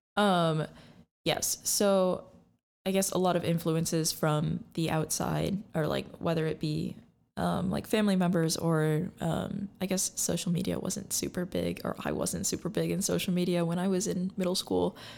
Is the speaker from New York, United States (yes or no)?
no; Lansing, Michigan, United States; I'm from the Lansing area